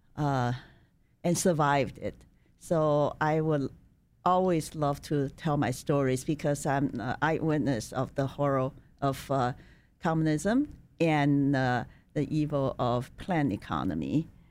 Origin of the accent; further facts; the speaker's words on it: China; moved away as an adult; now in United States; I was born in China in nineteen fifty-eight.